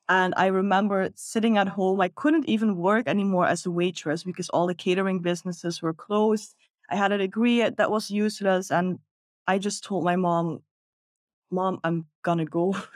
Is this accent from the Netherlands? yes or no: yes; Netherlands; moved away as an adult; now in Bali, Indonesia; I'm originally from the Netherlands.